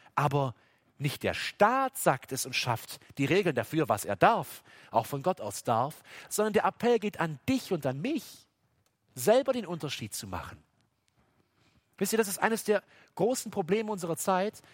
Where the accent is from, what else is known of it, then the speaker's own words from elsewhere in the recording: Baden-Württemberg, Germany; selbst bei uns in Baden-Württemberg